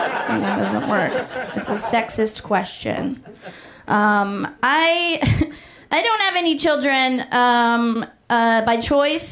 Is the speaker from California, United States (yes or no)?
yes; Oakland, California, United States; moved away; last time I was home, I'm from Oakland, California